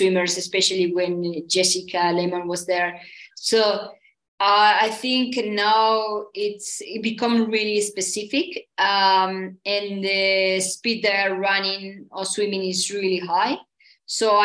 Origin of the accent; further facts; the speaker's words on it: Santiago, Santiago Metropolitan Region, Chile; also born or lived in Pucón, Chile; I was born in Santiago, the capital